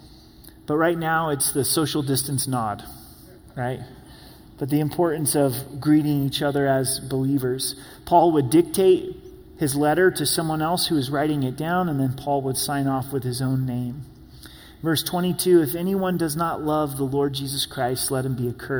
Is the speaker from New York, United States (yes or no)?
no; Rogue Valley, Oregon, United States; now in Colorado Springs, United States; My hometown, the Rogue Valley